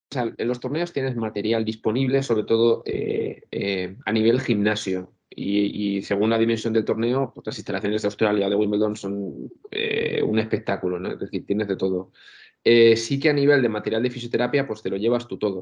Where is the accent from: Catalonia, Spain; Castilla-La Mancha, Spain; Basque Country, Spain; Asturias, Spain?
Castilla-La Mancha, Spain; Albacete; moved away as an adult; now in Valencia, Spain; yo tengo la suerte de haber vivido en un colegio mayor aquí en Valencia cuando me vine a estudiar, porque yo soy de Albacete